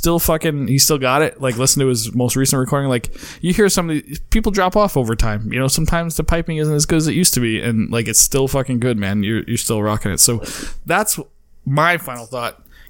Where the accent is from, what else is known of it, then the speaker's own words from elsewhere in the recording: East Coast, United States; moved away; I was from the East Coast